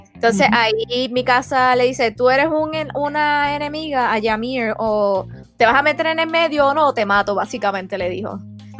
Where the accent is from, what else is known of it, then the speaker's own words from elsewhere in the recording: Puerto Rico; como buena puertorriqueña